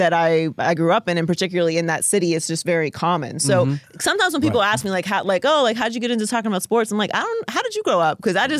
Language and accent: English; Pittsburgh, Pennsylvania, United States; I grew up in Pittsburgh, Pennsylvania.